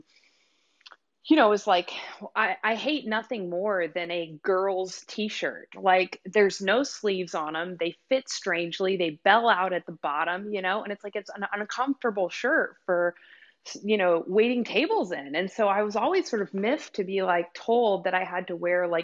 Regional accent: South Louisiana, United States; I grew up in South Louisiana

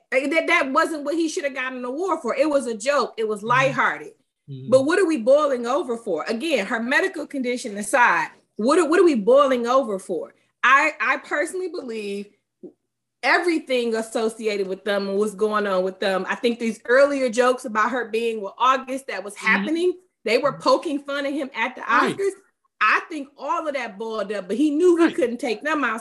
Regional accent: Detroit, Michigan, United States; raised in the city of Detroit

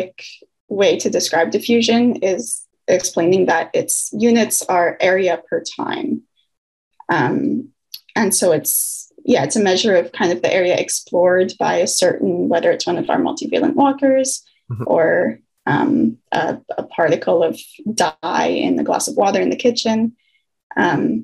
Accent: Victoria, British Columbia, Canada; moved away as an adult; now in Burnaby, Canada; I'm from Victoria, from the island.

